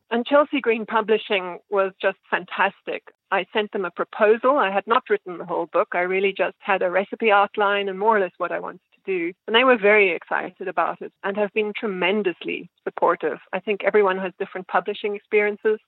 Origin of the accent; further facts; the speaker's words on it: South Africa; now in New York City, United States; where I was growing up in South Africa